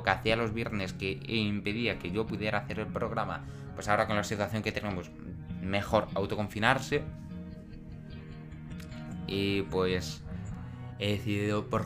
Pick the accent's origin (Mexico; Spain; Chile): Spain; Extremadura; Como estamos en Extremadura, ¿no? Yo soy de Extremadura y no puedo pues hacer las cosas que tenía pensado el viernes porque estamos a punto de confinarnos porque la situación es muy mala.